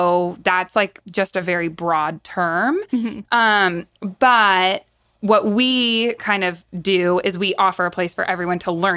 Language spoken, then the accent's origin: English; San Jose, California, United States; now in Livermore, United States; I was born and raised in San Jose. And then when we moved to Livermore was just all farmland.